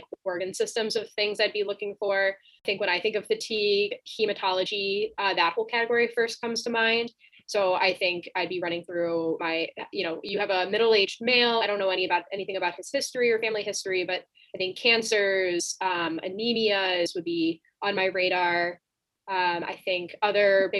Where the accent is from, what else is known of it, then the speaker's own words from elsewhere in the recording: Chicago, Illinois, United States; I'm from the Chicagoland area